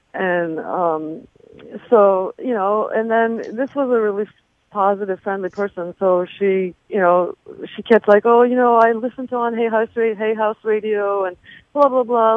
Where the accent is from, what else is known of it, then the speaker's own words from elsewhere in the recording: Turkey; moved away; I'm originally from Turkey